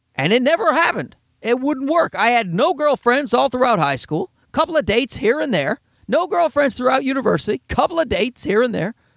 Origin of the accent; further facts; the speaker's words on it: Canada; I'm Canadian